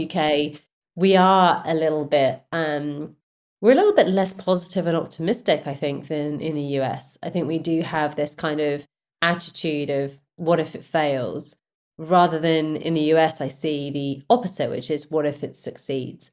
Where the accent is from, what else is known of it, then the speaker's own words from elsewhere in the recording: United Kingdom; I'm a Brit, and we have a certain work culture